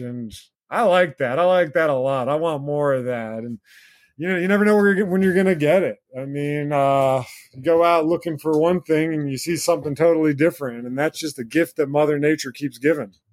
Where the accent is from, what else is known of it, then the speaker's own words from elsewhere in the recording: Blue Ridge Mountains, Virginia, United States; also born or lived in Kentucky; now in North Carolina, United States; When I was younger, growing up in the Blue Ridge Mountains in Virginia